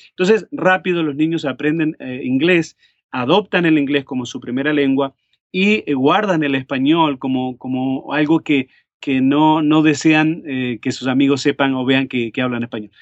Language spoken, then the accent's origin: Spanish; Montevideo, Uruguay; moved away as an adult; also born or lived in Cleveland, Tennessee; now in United States; en la ciudad de Montevideo, donde yo nací, en Uruguay